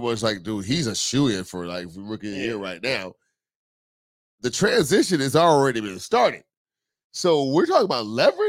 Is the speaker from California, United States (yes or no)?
yes; California, United States; like, I'm from California at the end of the day. I'm from California.